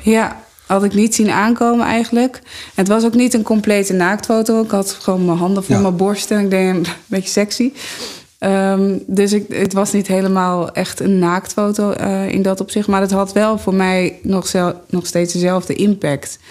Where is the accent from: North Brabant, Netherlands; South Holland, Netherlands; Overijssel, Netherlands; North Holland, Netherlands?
North Holland, Netherlands; Amsterdam; ik kom uit Amsterdam.